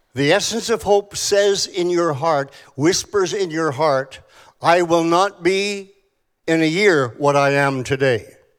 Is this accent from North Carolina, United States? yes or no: no; Tulsa, Oklahoma, United States; I come from Tulsa, Oklahoma